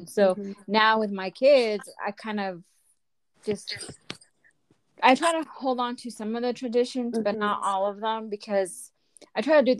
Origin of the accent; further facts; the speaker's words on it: Inland Empire, San Bernardino County, California, United States; also born or lived in Mexico; I'm from the Inland Empire. San Bernardino County